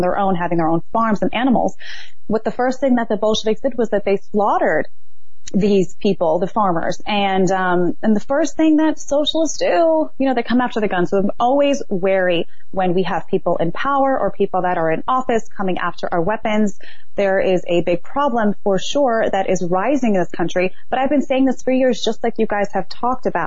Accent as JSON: {"language": "English", "town": "New York City", "region": "New York", "country": "United States", "tie": "born or raised there", "said": "I grew up in Brooklyn, New York"}